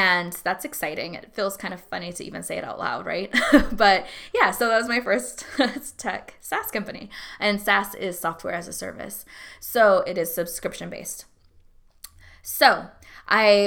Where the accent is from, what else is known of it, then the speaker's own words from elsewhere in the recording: Alaska, United States; moved away as an adult; also born or lived in San Antonio, Texas / Hawaii / Atlanta, Georgia; now in Texas, United States; I grew up in Alaska. I was in San Antonio when I was really young.